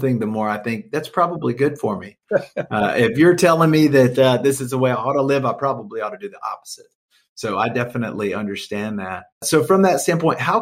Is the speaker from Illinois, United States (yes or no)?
no; Atlanta, Georgia, United States; I grew up in Atlanta, and I actually went to high school with his son, Josh.